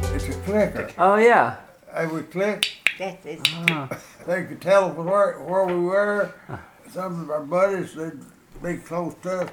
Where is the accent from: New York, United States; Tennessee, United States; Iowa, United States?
Tennessee, United States; Gordonsville; I was born in Gordonsville, in uh, 1923